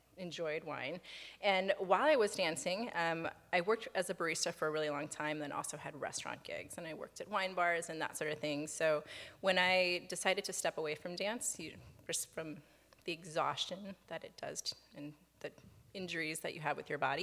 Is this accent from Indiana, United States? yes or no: yes; Merrillville, Indiana, United States; moved away as an adult; also born or lived in Columbus, Ohio / New York / Seattle; I grew up outside of Chicago in Northwest Indiana